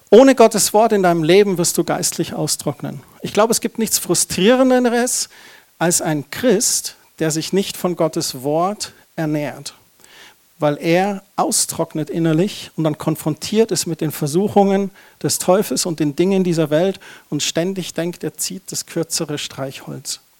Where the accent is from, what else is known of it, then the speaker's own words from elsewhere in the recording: Germany; Das ist doch so ein Tabuthema. Da sind wir Deutsche doch so verkrampft.